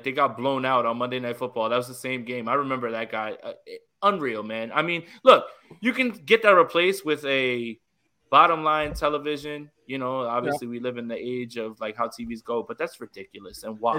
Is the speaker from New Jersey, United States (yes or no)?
yes; Northern New Jersey, United States; We're all from Jersey, right?